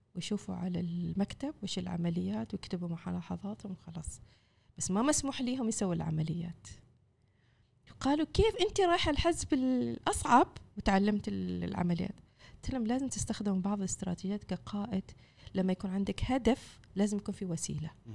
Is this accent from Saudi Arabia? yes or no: no; Oman; كفاءاتنا العمانية